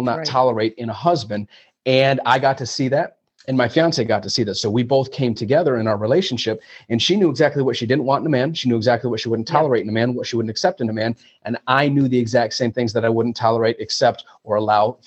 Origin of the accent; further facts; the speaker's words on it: Flint, Michigan, United States; moved away as an adult; also born or lived in Chicago / New York City / Los Angeles; born and raised here in Flint, Michigan, well, I'm not in Flint now, but being born and raised in Flint, Michigan